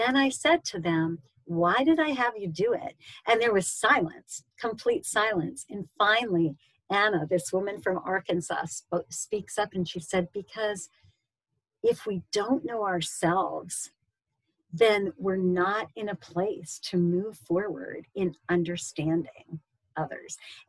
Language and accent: English; Pakistan; All their gold. I grew up in Pakistan.